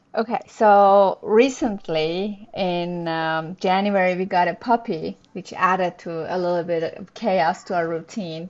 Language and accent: English; Iran; moved away as an adult; also born or lived in Montreal, Canada; now in Toronto, Canada; I'm originally from Iran. Uh, we immigrated to Canada with my husband in 2011